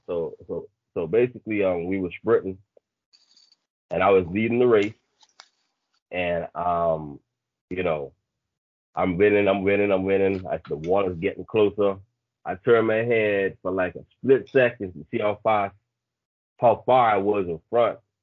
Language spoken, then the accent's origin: English; Bahamas; originally uh, born and raised in the Bahamas.